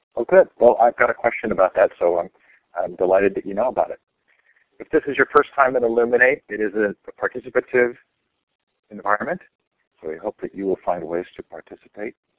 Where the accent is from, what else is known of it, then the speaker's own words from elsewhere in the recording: Stanford, California, United States; now in Sacramento, United States; I grew up on Stanford campus